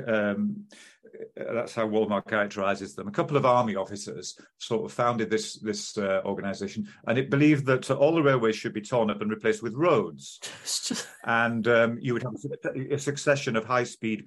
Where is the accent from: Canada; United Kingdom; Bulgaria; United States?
United Kingdom; York, Yorkshire and the Humber; my equivalent of Louth was Whitby, growing up in York